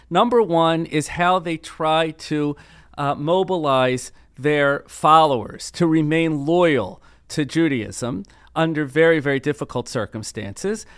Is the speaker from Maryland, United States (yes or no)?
yes; Baltimore, Maryland, United States; growing up in Baltimore in the nineteen seventies and eighties